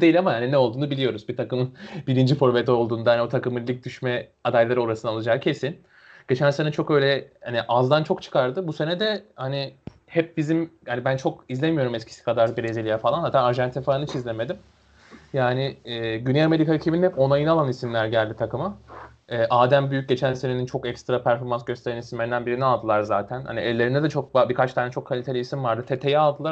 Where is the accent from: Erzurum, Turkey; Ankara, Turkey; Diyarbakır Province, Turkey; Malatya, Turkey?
Erzurum, Turkey; Erzurumluyum ben de hani memleket olarak.